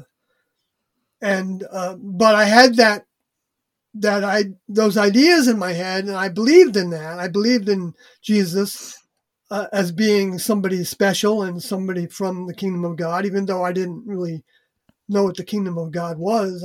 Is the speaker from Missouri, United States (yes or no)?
no; Long Island, New York, United States; moved away as an adult; also born or lived in Oregon / Canada; I moved out there from New York, where I grew up on Long Island